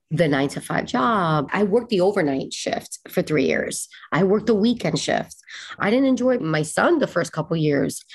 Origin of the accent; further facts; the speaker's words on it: West New York, New Jersey, United States; It was me, my mother, my grandmother, my aunt and my uncle. We shared an apartment in West New York, New Jersey.